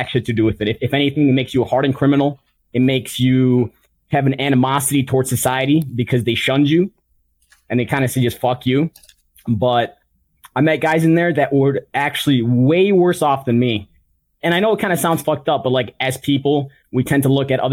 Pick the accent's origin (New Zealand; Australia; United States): United States; Chicago, Illinois; I'm from Chicago